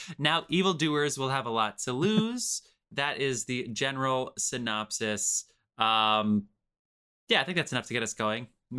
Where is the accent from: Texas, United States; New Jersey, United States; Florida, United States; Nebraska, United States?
New Jersey, United States; That is the Toxic Avenger, set in my hometown of New Jersey